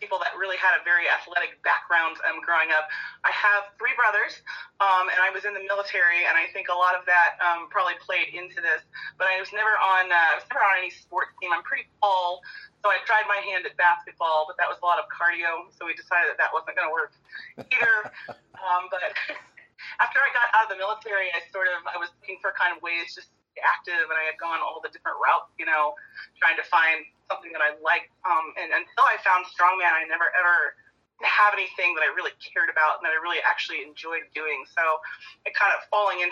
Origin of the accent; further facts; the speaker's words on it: Indianapolis, Indiana, United States; moved away as an adult; I was born in Indianapolis, so I've lived here majority of my life.